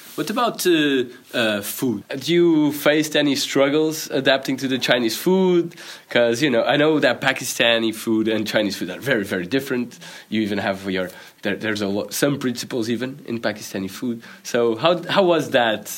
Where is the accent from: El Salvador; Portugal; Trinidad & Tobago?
Portugal; I come from Portugal